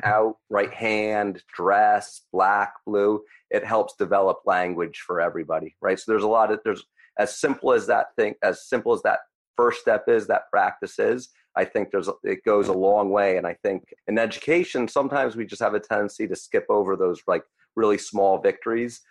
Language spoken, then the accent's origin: English; United States; I grew up 20 minutes outside of New York City